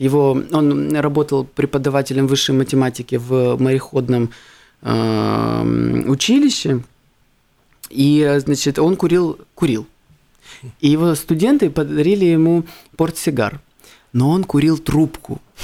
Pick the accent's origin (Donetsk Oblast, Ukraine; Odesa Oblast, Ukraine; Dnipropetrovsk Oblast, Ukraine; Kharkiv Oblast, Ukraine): Odesa Oblast, Ukraine; Odesa; я родился в Одессе